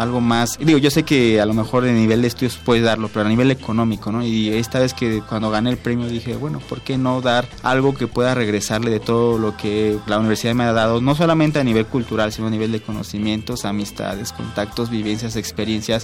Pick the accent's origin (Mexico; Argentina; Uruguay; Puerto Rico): Mexico; Mexico City; nací en la Ciudad de México, 26 de agosto, nací hace 25 años